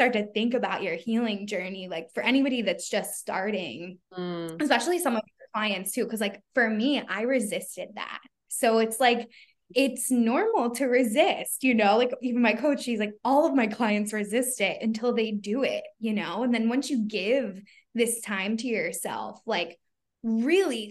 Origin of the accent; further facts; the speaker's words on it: Philadelphia, Pennsylvania, United States; I'm from Philly. So I don't know if you guys can hear it, but like a lot of people in my area, like we don't like eloquently talk